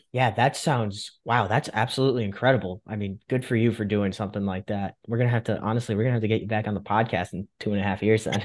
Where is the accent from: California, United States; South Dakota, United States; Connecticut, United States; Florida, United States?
Connecticut, United States; Fairfield County; I'm from Fairfield County.